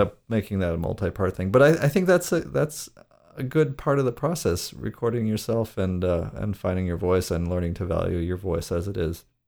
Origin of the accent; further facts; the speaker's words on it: Great Lakes, United States; accent: Great Lakes; my accent is, is Great Lakes region